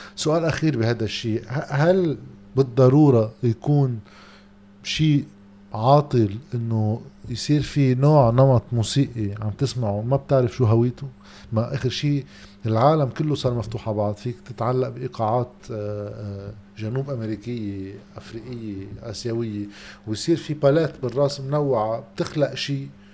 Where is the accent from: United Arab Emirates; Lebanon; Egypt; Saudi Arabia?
Lebanon; عندنا بلبنان